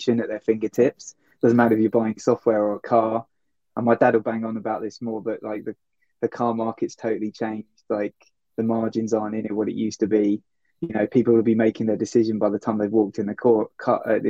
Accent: Worthing, South East England, United Kingdom; moved away as an adult; also born or lived in London / New York; I grew up down near Brighton, a place called Worthing

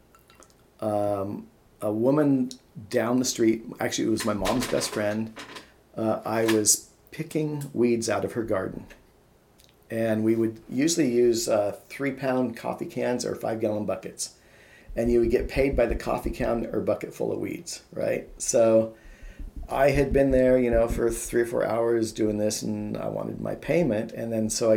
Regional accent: Issaquah, Washington, United States; also born or lived in Missouri; I grew up primarily in a suburb called Issaquah

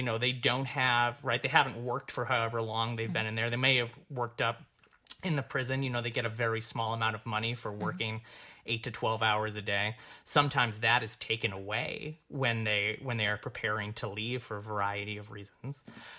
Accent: New York, United States; I came from New York. And the 2 years before I moved here, I was working as a director, which was fantastic.

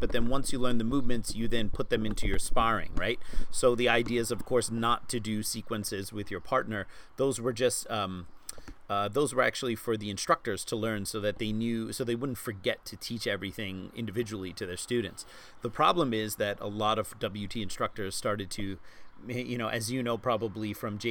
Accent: Germany; moved away; when I came from Germany, I knew, you know, all these Chi Sao sections and I was very proud.

